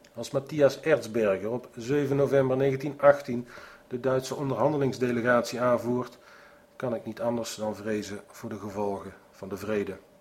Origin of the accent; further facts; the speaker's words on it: Netherlands; Ik ben een Nederlander